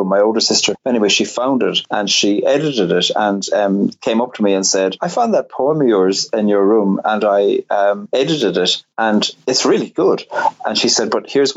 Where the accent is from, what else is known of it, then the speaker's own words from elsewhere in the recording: Cork, Munster, Ireland; I grew up in Cork on the very south coast